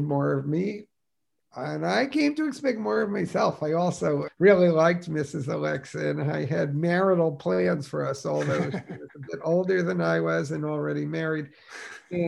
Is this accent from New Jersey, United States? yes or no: yes; Newark, New Jersey, United States; I was born in Newark, New Jersey